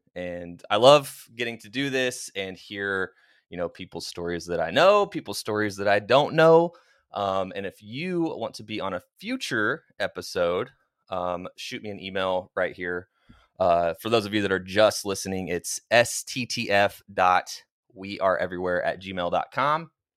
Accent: Oklahoma, United States; moved away; Oklahoma, which is where I'm originally from.

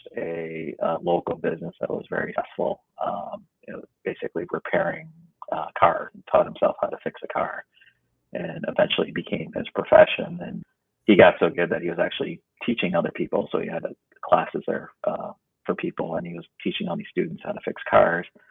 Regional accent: United States; also born or lived in Vietnam; growing up in America

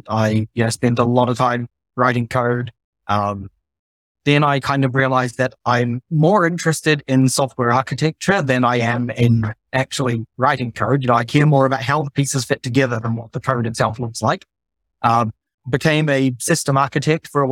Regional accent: New Zealand; moved away as an adult; also born or lived in Tonga / Australia / Netherlands; now in Germany; I'm originally from New Zealand. I grew up there for the first 10 years of my life, then spent close to 2 years in the Kingdom of Tonga, my little Pacific Island

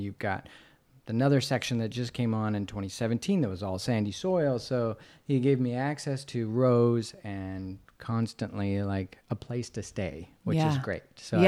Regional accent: Carey, Idaho, United States; So Kings Point, New York is where Anna is from, and I'm from Cary, Idaho.

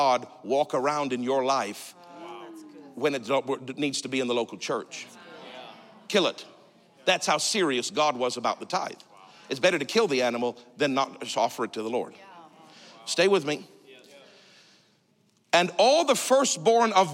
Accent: Canada; I'm Canadian.

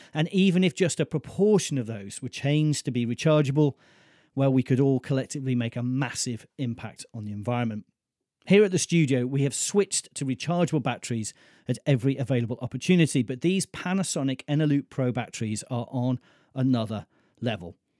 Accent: Mold, Wales, United Kingdom; Rydwig, which is the Welsh name for mould, my hometown.

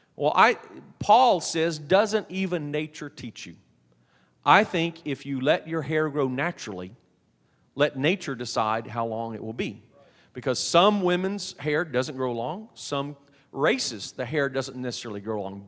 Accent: Texas, United States; I'm from Texas

